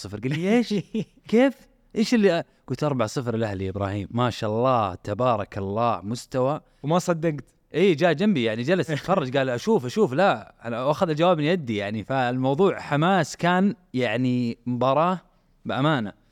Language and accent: Arabic; Riyadh, Riyadh Province, Saudi Arabia; اليوم الحمد لله هي عندنا هنا في الرياض نعيشها عندنا في السعوديه نعيشها